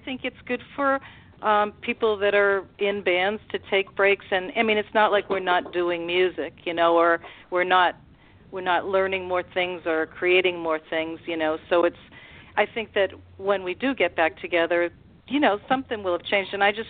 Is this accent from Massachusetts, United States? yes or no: yes; Plymouth, Massachusetts, United States; also born or lived in Los Angeles; I'm from Plymouth, Massachusetts, and I've always had a house here for a long time, so I go back and forth